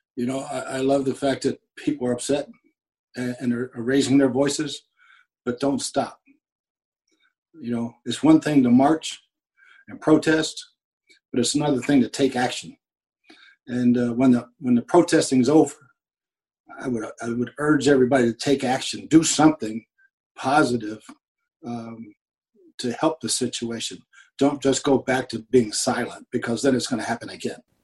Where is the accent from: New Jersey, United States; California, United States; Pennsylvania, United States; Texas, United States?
Pennsylvania, United States; York; moved away; my hometown